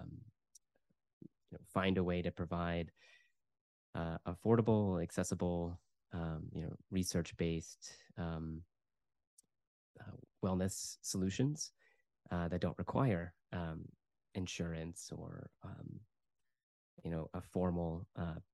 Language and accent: English; United States; moved away as an adult; also born or lived in United Kingdom; I'm originally from the United States, so I moved back to the US in 2015